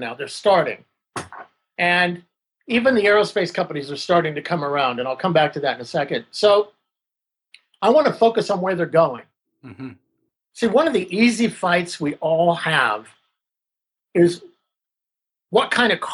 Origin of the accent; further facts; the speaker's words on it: Texas, United States; moved away; I'm a British Texan. I'm an English kid from Texas